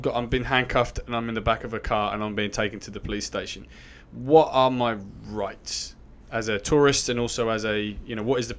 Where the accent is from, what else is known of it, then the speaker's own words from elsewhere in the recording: England, United Kingdom; moved away as an adult; have known growing up in England.